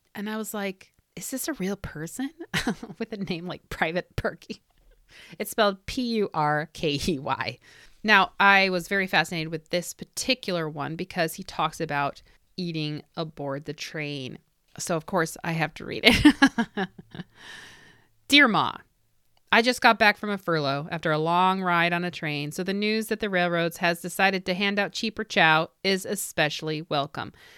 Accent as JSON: {"language": "English", "region": "Indiana", "country": "United States", "tie": "born or raised there", "said": "from Indiana, my home state"}